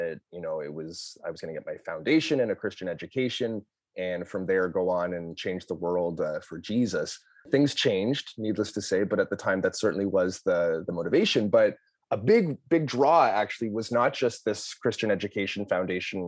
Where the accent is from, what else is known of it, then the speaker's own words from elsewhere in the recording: Toronto, Ontario, Canada; moved away as an adult; also born or lived in Lynchburg, Virginia, United States; I am from Toronto, Ontario, Canada, born and raised here